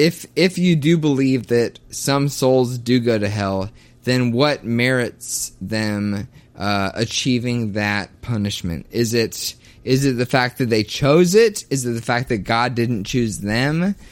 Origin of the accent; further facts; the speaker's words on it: Kentucky, United States; Because I was raised in the Bible Belt of the South. I was